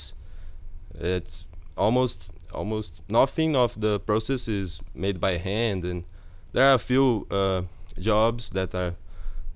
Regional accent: Brazil; I'm from Brazil.

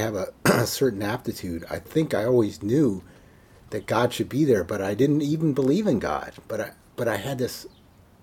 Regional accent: Maryland, United States; I'm born and raised in Maryland

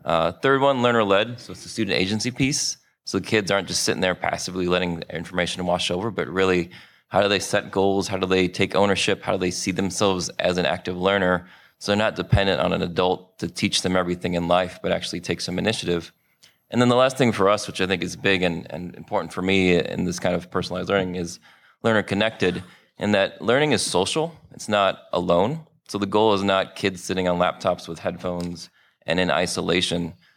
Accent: Chicago, Illinois, United States; also born or lived in New Orleans; here in, uh, my hometown, Chicago

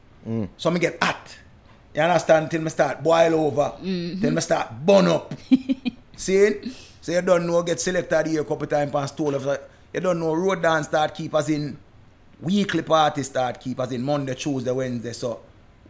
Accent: Jamaica; we are from an English speaking country

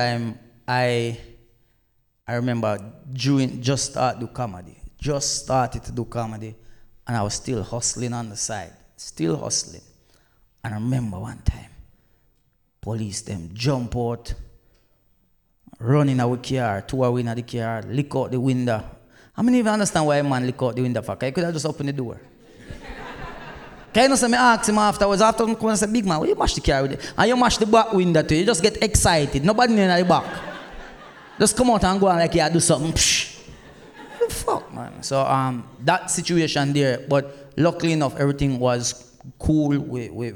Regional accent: Black River, Saint Elizabeth, Jamaica; also born or lived in England; now in United Kingdom; Because I didn't grow up in England, and through me, I come from Jamaica

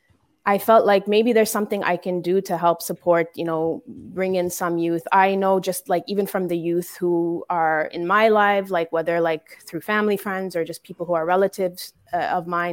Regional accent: Canada; growing up here in Canada

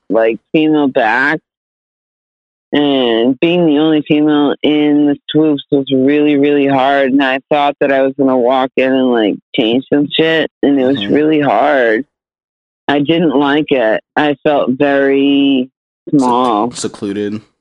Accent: New Hampshire, United States; I'm from New Hampshire. Yeah, we live free or die.

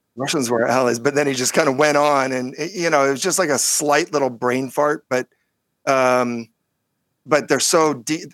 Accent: California, United States; California Jew

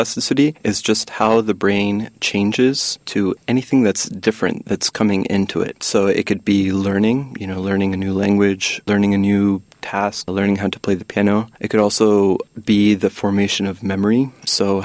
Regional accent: United States; I was born and raised in the U.S.

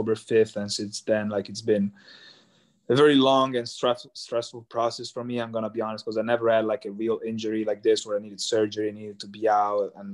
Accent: Italy; born or raised there; moved away as an adult; also born or lived in Cremona

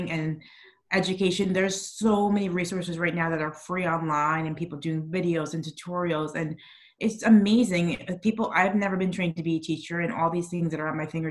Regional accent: New York, United States; moved away; I'm still a New Yorker at heart

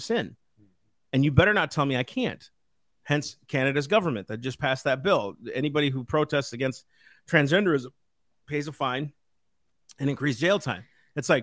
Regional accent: United States; I'm an American.

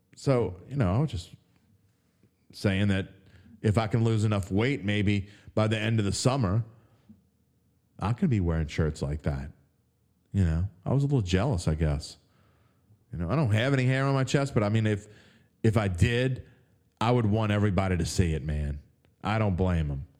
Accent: West Bank, Louisiana, United States; I'm from the West Bank

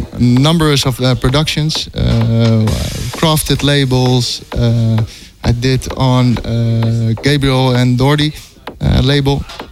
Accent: Amsterdam, North Holland, Netherlands; I'm based in Amsterdam, my hometown. And, I'm 30 years old

